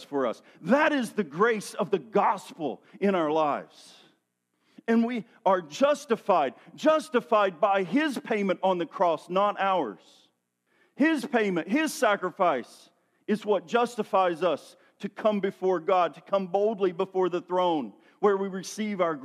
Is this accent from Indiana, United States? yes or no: no; Tennessee, United States; I'm from Tennessee, where there's a lot of hills and valleys and mud